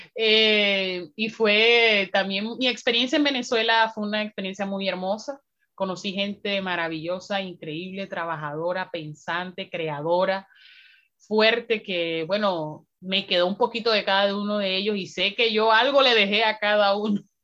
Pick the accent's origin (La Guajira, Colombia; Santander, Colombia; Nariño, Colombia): La Guajira, Colombia; Riohacha; soy una mujer afroguajira, nacida y criada en Río Hacha, un territorio muy bonito al norte de, Colombia